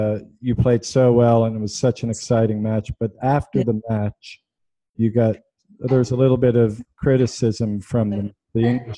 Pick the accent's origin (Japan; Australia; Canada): Canada; I'm Canadian